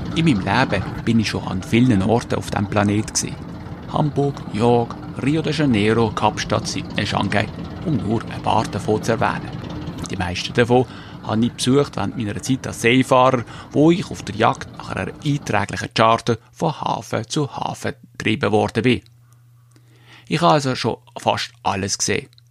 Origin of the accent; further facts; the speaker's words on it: Switzerland; bei uns in der Schweiz